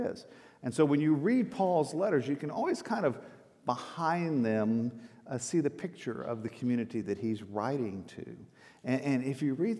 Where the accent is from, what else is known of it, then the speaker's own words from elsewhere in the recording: Texas, United States; I'm from Texas